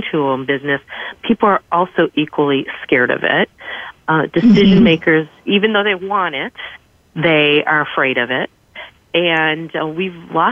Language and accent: English; Chicago, Illinois, United States; moved away as an adult; now in Myrtle Beach, United States; I am originally from Chicago, which is home of improv, and I moved to Myrtle Beach for a job.